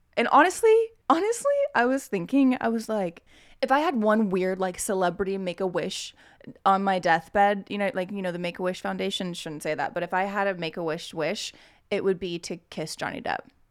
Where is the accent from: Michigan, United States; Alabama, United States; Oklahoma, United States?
Oklahoma, United States; I'm from Oklahoma